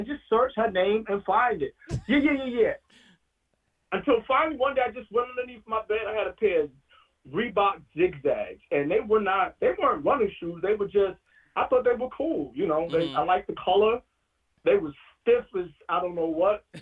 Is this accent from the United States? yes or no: yes; New York City, New York, United States; growing up in Brooklyn